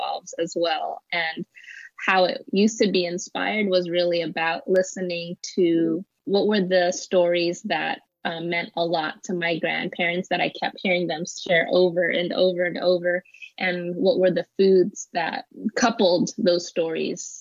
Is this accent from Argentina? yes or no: no; Los Angeles, California, United States; Growing up in Los Angeles